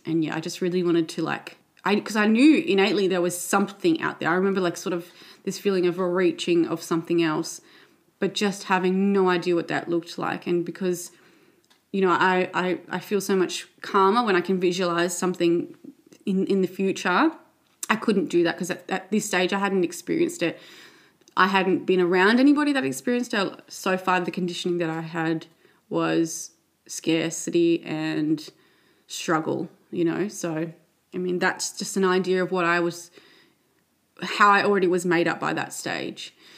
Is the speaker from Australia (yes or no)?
yes; Sydney, New South Wales, Australia; I grew up in Western Sydney with three sisters, parents. I went to primary school and high school here in Western Sydney